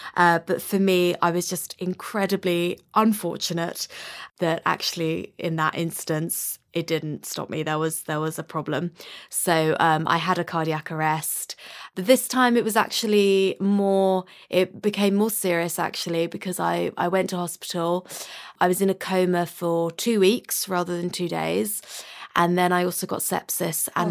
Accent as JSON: {"language": "English", "region": "London", "country": "United Kingdom", "tie": "born or raised there", "said": "I'm a musician, born and bred in London."}